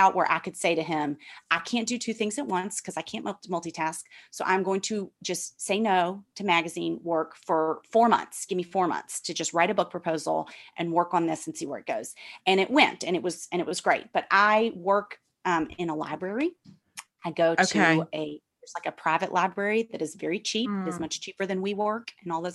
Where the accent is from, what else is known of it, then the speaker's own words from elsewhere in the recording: Memphis, Tennessee, United States; moved away as an adult; now in New York, United States; my experiences in church growing up in Memphis and moving to New York